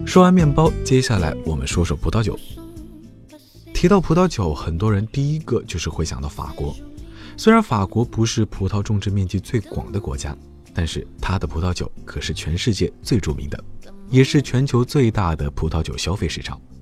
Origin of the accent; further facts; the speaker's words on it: China; 我们中国人